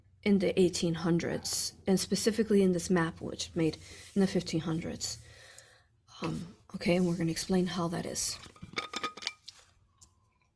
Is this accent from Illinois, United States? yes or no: yes; Chicago, Illinois, United States; I was born in Cook County Hospital, Chicago. I was born and raised there